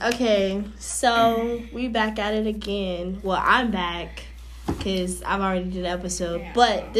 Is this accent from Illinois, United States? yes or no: yes; Chicago, Illinois, United States; I am from Chicago, Illinois. South Side, to be exact.